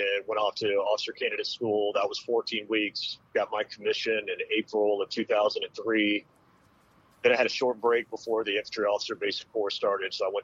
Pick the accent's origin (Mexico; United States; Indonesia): United States; Destin, Florida; moved away as an adult; also born or lived in Dallas-Fort Worth, Texas; I grew up in Destin, Florida, which is the world's luckiest seafood fishing village